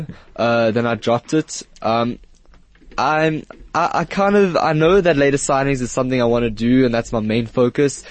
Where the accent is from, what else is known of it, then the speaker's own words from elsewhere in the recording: Johannesburg, Gauteng, South Africa; also born or lived in Israel; I lived in Israel until I was 8, and then I moved here, and I've been living here and growing up here